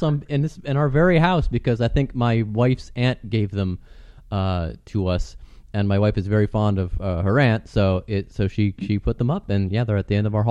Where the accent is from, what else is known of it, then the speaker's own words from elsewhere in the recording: United States; It's weird being Americans.